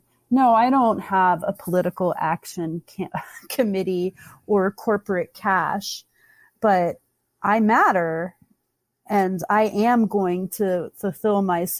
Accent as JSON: {"language": "English", "region": "the South", "country": "United States", "tie": "born or raised there", "said": "You know, and they don't really teach you that growing up, especially where I grew up in the South, you know."}